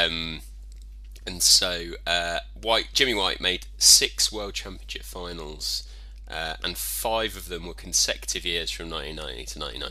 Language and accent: English; Aldershot, South East England, United Kingdom; my hometown, Aldershot.